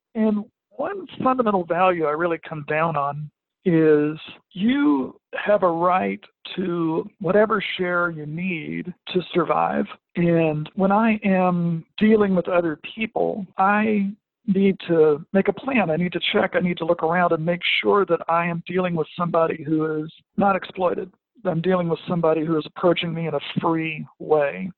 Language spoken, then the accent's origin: English; Arkansas Delta, United States; now in Western Massachusetts, United States; I grew up in the Arkansas uh, Delta